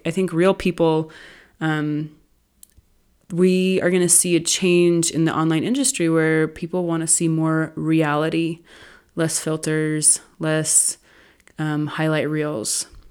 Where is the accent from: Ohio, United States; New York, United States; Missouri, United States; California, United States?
California, United States; I grew up in California.